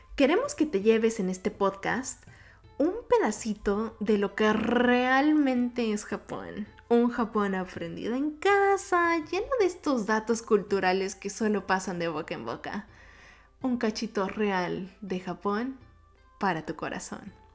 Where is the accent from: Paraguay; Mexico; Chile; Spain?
Mexico; Mexico City; accent: Mexico City; first language Japanese; Spanish is a second language; also born or lived in Yokohama, Kanagawa, Japan; viví gran parte de mi vida en México. Específicamente en la Ciudad de México, por si van notando este acento medio cantadito.